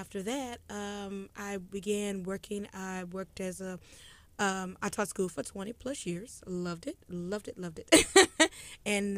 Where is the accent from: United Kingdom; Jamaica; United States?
United States; Brenham, Texas; I grew up in Brenham, Texas for 18 years